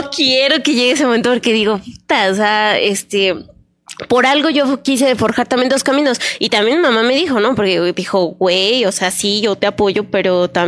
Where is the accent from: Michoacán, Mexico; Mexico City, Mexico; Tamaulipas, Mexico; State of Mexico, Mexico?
Mexico City, Mexico; now in León, Mexico; Lo que pasa es que yo soy de la Ciudad de México y toda mi familia también. Obviamente tengo ya 22 años aquí en León y por eso yo digo, yo ya soy de aquí